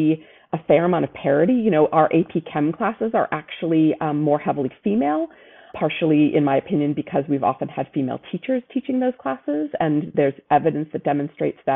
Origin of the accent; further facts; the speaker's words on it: Brockton, Massachusetts, United States; moved away; I grew up in a town called Brockton, a city called Brockton, Massachusetts.